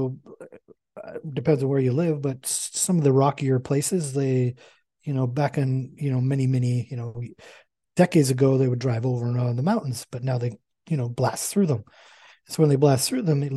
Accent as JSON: {"language": "English", "country": "Canada", "said": "I'm Canadian"}